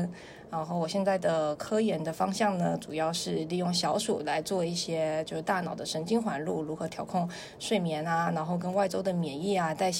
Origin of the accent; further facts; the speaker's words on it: Taiwan; accent: Taiwanese; now in China; 他们说是因为我台湾腔很重，他们就觉得我不了解当时的情况，所以就很好骗